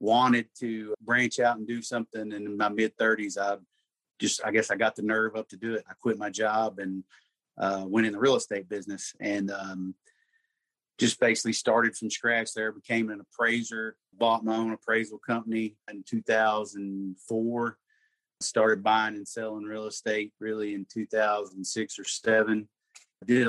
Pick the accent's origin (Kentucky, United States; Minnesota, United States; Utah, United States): Kentucky, United States; Murray; also born or lived in Tennessee; I'm from Murray, Kentucky. Wasn't born and raised there. I was actually born in Tennessee, but moved there before I was a year old.